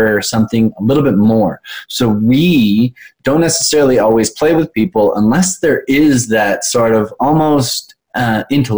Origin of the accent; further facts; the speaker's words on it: Canada; we're Canadian